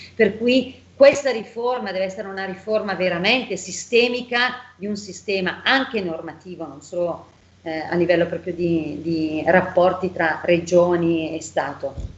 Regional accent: Bergamo, Lombardy, Italy; io sono bergamasca, sono lombarda

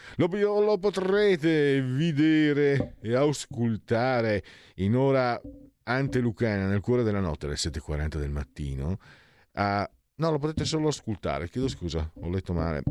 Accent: Italy; moved away as an adult; now in Milan, Italy; io vengo dal Friul Veneto, sono Friul Veneto e sono qui a Milano da, da 17 anni

